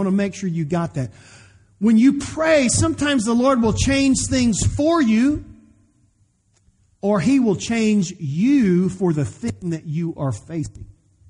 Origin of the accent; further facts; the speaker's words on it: Ireland; you know, I'm Irish and I've got a little anger problem.